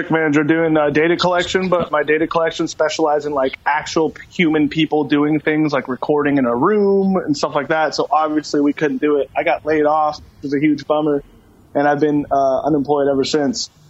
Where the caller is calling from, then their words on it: Kirkland, Washington, United States; I am at a friend's house in Kirkland, down the street from my house.